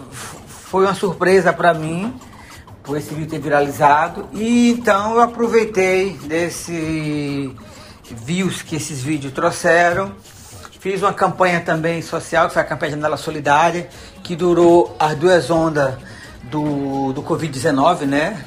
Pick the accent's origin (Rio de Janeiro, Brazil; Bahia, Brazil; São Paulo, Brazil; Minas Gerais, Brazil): Bahia, Brazil; Sítio Novo; moved away as an adult; now in Lisbon, Portugal; Eu sou baiana, sou da cidade de Sítio Novo, né? É um distrito que pertence ao município de Catubaía